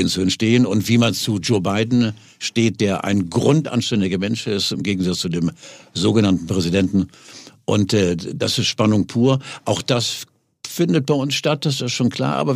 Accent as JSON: {"language": "German", "town": "Norderstedt", "region": "Schleswig-Holstein", "country": "Germany", "said": "ich komme aus Norderstedt, das ist genau daneben."}